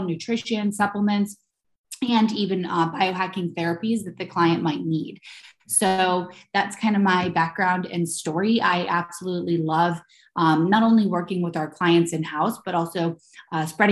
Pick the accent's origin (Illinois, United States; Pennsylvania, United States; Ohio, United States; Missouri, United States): Ohio, United States; now in New York, United States; I was born in Ohio and I'm now based in New York.